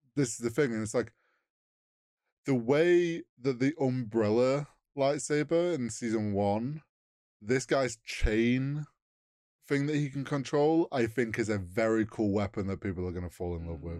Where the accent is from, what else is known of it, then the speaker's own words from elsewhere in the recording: United Kingdom; we're British.